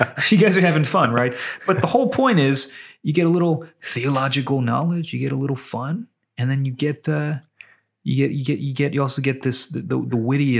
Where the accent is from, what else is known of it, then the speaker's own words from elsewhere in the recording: Pittsburgh, Pennsylvania, United States; I'm from Pittsburgh. Yeah. Paul's from New York.